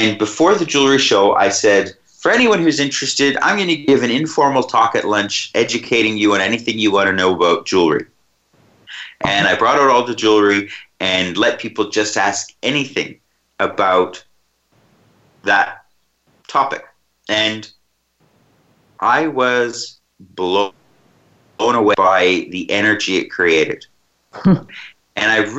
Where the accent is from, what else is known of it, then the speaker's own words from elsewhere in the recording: Canada; my hometown in Canada where I grew up